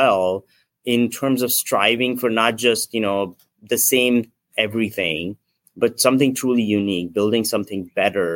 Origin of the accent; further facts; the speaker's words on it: Nagpur, Maharashtra, India; now in San Francisco, United States; I'm from India originally. I grew up in a small town called Nagpur.